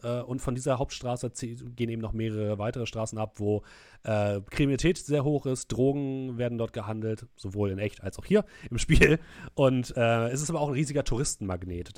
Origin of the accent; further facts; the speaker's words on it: Hamburg, Germany; als echter Hamburger